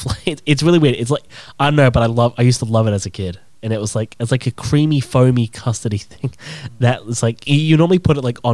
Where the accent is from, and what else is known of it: England, United Kingdom; born or raised there; now in Australia